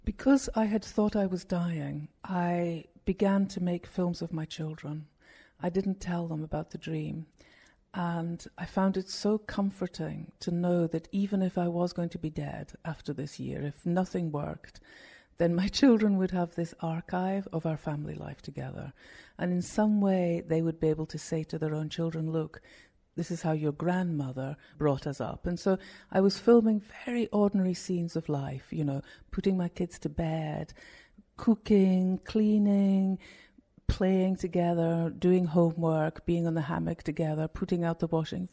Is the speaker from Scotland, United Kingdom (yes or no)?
yes; Scotland, United Kingdom; moved away as an adult; also born or lived in London; When I went back to Scotland, which is my home country, from London